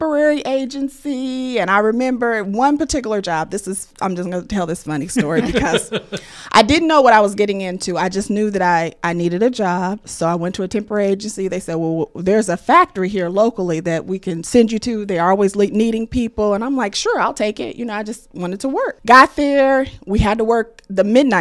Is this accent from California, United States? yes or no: no; Muncie, Indiana, United States; I am born and raised and from Muncie